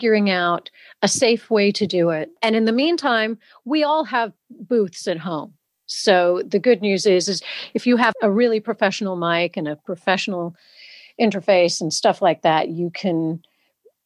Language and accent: English; England, United Kingdom; I am indeed half British. I was brought up here in England.